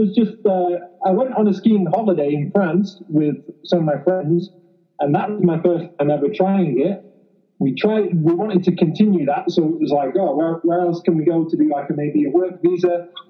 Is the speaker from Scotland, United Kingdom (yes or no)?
no; near Manchester, North West England, United Kingdom; now in Whistler, Canada; Similar, north of England, near Manchester.